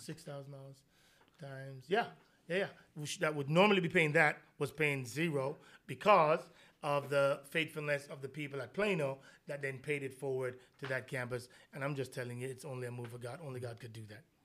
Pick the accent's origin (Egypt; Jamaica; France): Jamaica; moved away; I'm Jamaican